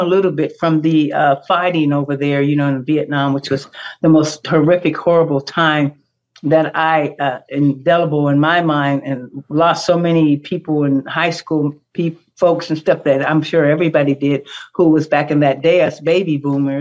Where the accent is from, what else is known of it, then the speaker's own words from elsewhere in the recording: Youngstown, Ohio, United States; moved away as an adult; now in Los Angeles, United States; Youngstown, Girard area.